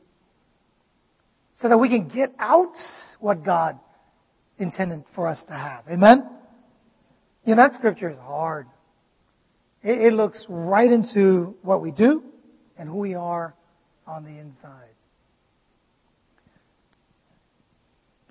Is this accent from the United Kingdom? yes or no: no; Vietnam; English is a second language; moved away; I grew up in Vietnam and, you know, it is literally my 4th language.